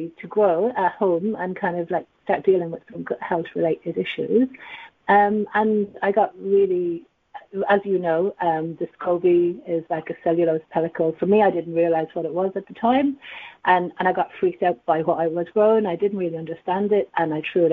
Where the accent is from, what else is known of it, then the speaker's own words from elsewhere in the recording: Dublin, Leinster, Ireland; accent: Irish; also born or lived in Asia; now in London, United Kingdom; I'm from Dublin, and I've been here in the UK since 2009. And prior to living in the UK, I did live in Asia for 10 years